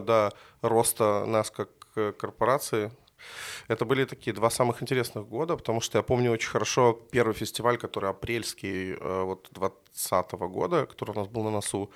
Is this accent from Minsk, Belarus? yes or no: yes; Minsk, Belarus; Я жил практически там возле тракторного, это улица Долгобродская